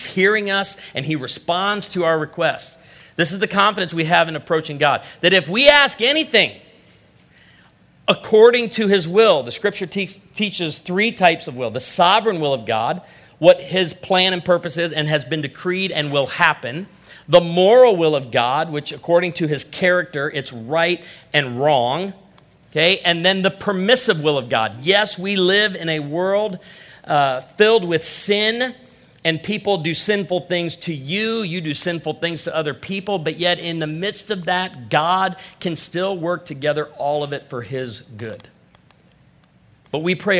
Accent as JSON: {"language": "English", "region": "Illinois", "country": "United States", "said": "I'm from Illinois"}